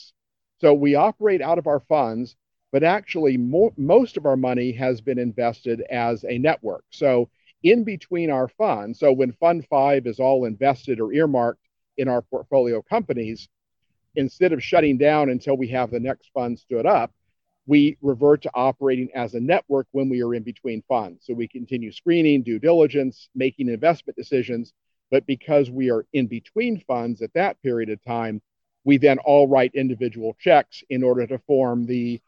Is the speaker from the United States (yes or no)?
yes; Cincinnati, Ohio, United States; my hometown of Cincinnati